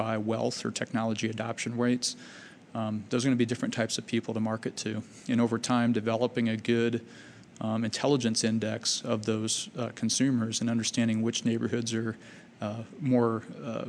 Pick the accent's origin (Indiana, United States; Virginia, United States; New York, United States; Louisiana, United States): Virginia, United States; Fairfax; I grew up in Fairfax, Virginia